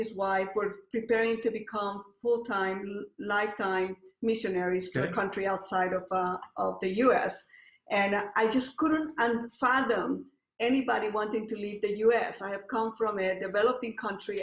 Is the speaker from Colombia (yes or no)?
yes; Colombia; English is a second language; moved away as an adult; now in United States; I'm from Colombia, and I came here to the U.S. To study bio and chem